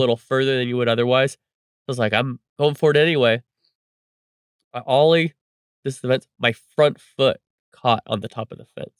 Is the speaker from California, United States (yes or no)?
yes; Reedley, California, United States; my hometown of Reedley, California